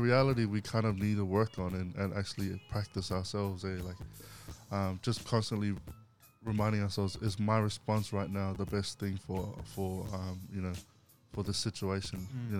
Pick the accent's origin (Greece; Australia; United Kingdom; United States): Australia; Goodna, Queensland; I grew up in Goodna in Queensland.